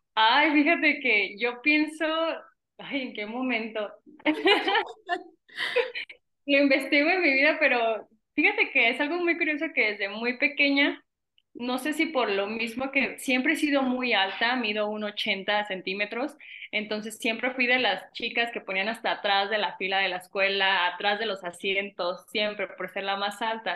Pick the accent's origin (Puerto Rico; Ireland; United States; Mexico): Mexico; Venustiano Carranza, Michoacán; soy de Venustiano Carranza, un pequeño pueblo de aquí de Michoacán